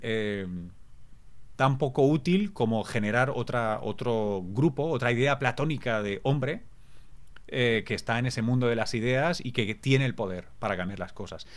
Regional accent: Barcelona, Catalonia, Spain; Yo soy de Barcelona, soy catalán

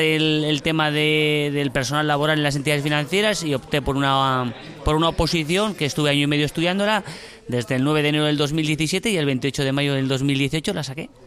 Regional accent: Burgos, Castile and León, Spain; yo soy de Burgos

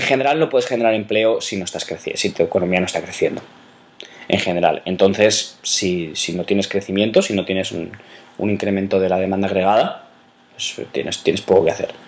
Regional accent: Valencian Community, Spain; mi tierra, por ejemplo, en la comunidad valenciana

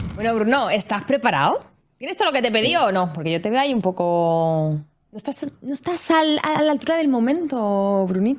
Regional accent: Catalonia, Spain; soy catalana

